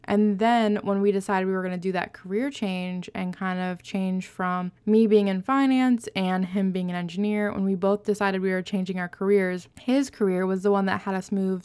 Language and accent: English; Ohio, United States; moved away as an adult; we both grew up in Ohio